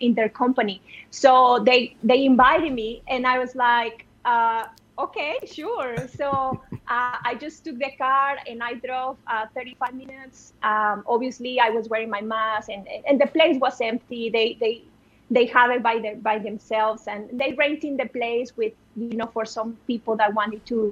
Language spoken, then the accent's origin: English; Monterrey, Nuevo León, Mexico; I am in my hometown in Monterey